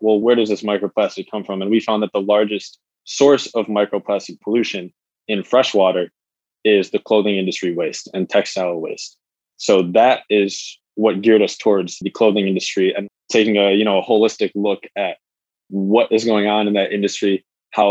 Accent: Michigan, United States; We're both born and raised in Michigan.

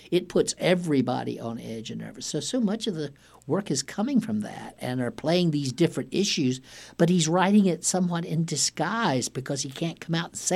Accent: Warsaw, North Carolina, United States; moved away as an adult; also born or lived in Wilmington, North Carolina; when I was growing up in Warsaw in rural Duplin County

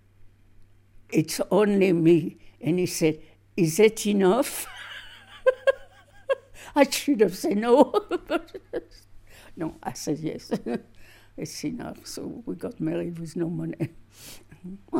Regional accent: Villejuif, Île-de-France, France; English is a second language; moved away as an adult; now in Montana, United States; I am from France, near Paris, on a suburb

